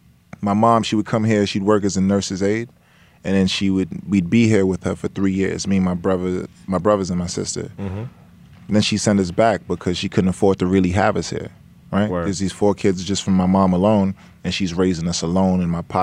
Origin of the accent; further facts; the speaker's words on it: Brooklyn, New York, United States; also born or lived in Georgetown, Guyana; So I'm from Brooklyn. I was born in Brooklyn, and I grew up bouncing between Brooklyn and Georgetown, Guyana.